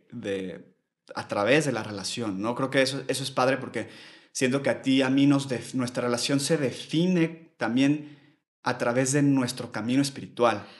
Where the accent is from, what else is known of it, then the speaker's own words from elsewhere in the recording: Mexico City, Mexico; soy de la Ciudad de México también. Yo nací y crecí aquí toda mi vida